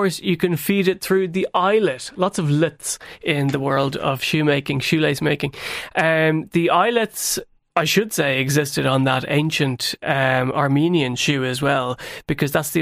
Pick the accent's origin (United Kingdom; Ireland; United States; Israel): Ireland; Tipperary, Munster; when I was growing up in Tipperary